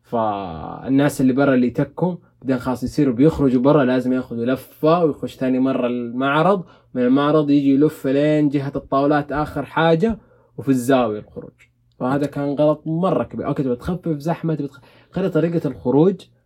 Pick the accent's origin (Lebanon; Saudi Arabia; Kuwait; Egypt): Saudi Arabia; عندنا في السعوديه